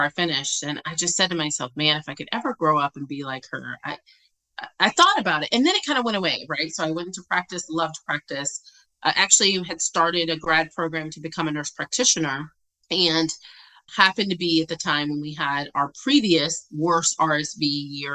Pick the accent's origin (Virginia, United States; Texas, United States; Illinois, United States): Virginia, United States; I'm originally from Virginia